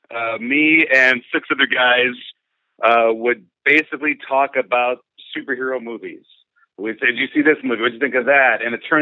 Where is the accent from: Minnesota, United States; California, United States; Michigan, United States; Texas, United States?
California, United States; Lodi; I'm born and raised in Lodi, currently living in Gulf.